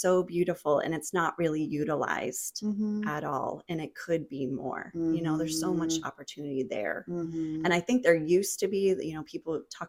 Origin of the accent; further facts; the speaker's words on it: New Hampshire, United States; moved away as an adult; also born or lived in New Jersey; now in Jacksonville, United States; when I lived in New Jersey, because I'm from New Hampshire originally. So I grew up where you go in a store and it was a smaller town.